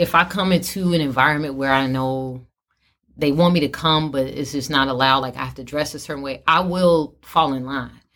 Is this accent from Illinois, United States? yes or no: yes; Chicago, Illinois, United States; from Chicago, from my hometown